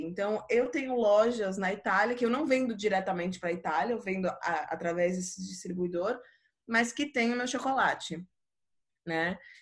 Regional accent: Recife, Pernambuco, Brazil; quando eu era pequena ainda, a gente é de Recife todo mundo, então morava em Recife

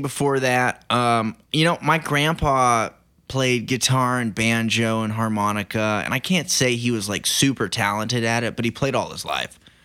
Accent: Banner, Oklahoma, United States; moved away as an adult; also born or lived in Hollywood; now in Los Angeles, United States; I'm from Oklahoma and I've been living here since November, but I moved to Hollywood, uh, month after I turned eighteen

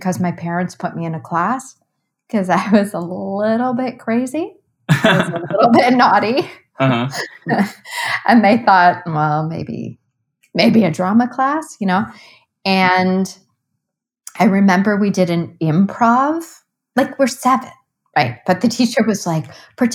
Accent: Cleveland, Ohio, United States; I grew up in Cleveland, Ohio

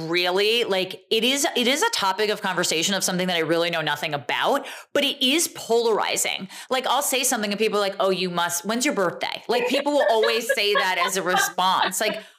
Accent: United States; we both grew up in, you know, kind of suburbs of Manhattan here.

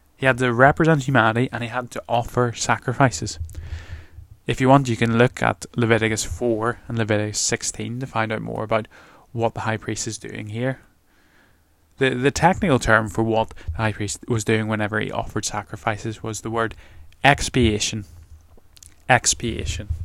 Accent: Northern Ireland, United Kingdom; moved away; I'm from Northern Ireland

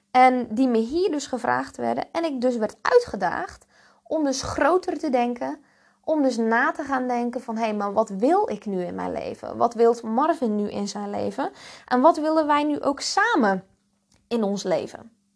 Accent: Zeelandic Flanders, Netherlands; accent: rolling R and hard G; moved away as an adult; also born or lived in Breda, Netherlands; now in Ibiza, Spain; ik ben dus geboren en getogen in Zeeuws-Vlaanderen. En daar komt die lekkere rollende R en die harde G vandaan.

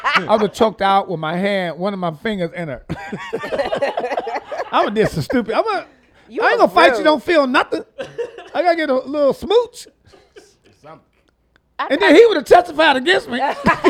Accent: Detroit, Michigan, United States; From Detroit. I'm from Detroit. I'm born and raised in Detroit.

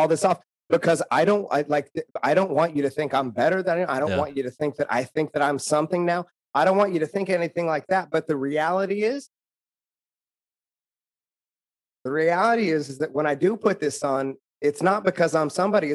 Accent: rural Oklahoma, United States; I'm from rural Oklahoma

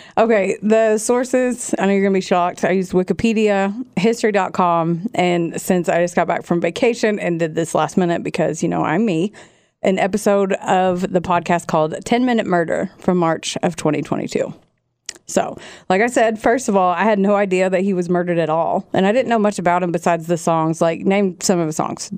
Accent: Southern Indiana, United States; now in Kentucky, United States; I am from Southern Indiana also

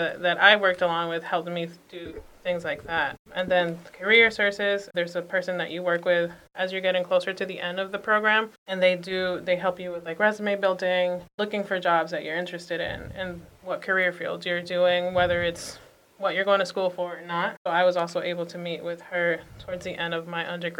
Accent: Boston, Massachusetts, United States; born and raised in Dorchester

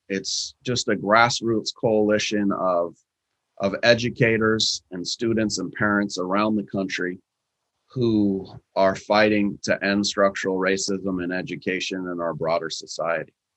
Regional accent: Seattle, Washington, United States; in Seattle in my hometown

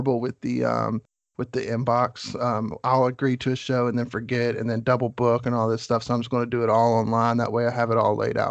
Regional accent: West Virginia, United States; I'm from West Virginia

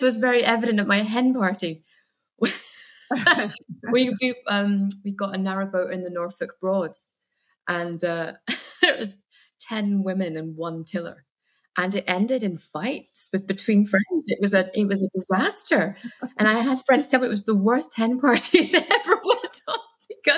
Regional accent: Guernsey; also born or lived in Scotland; So I was born in Scotland, but we moved to Guernsey in the Channel Islands when I was two.

